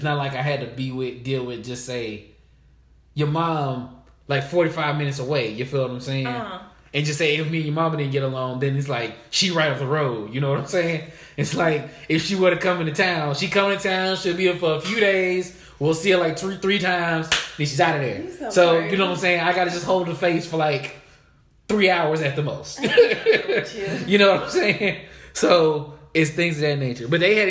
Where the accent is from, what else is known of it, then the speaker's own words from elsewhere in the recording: Guyana; I'm from Guyana, but my people are, you know what I'm saying?